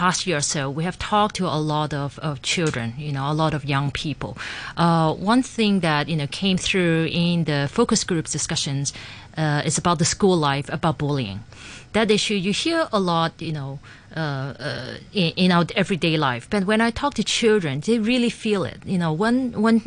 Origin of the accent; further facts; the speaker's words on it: Hong Kong; I grew up in Hong Kong